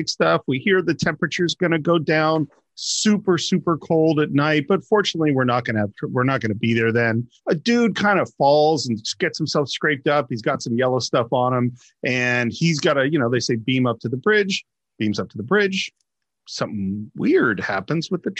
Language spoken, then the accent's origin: English; Bay Area, California, United States; being a native Californian, growing up in the Bay Area